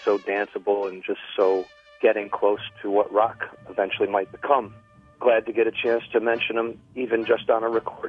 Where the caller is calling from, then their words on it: Oak Park, Illinois, United States; I'm calling from Oak Park, Illinois.